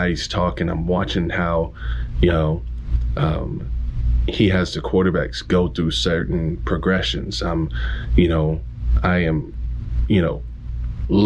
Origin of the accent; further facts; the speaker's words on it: Omaha, Texas, United States; I grew up in Northeast Texas in a small country town, predominantly white